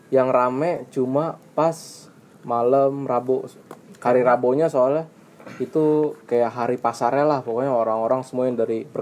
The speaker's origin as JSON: {"language": "Indonesian", "region": "Jambi", "country": "Indonesia", "tie": "born or raised there", "said": "situ uniknya lebih banyak orang dari luar daerah Jambi bukan asli Jambi jadi kayak lebih mendominasi dari kampung gua sama orang-orang Jawa"}